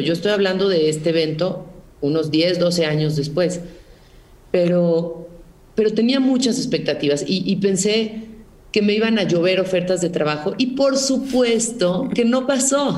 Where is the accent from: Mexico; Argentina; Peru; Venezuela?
Mexico; como decimos en México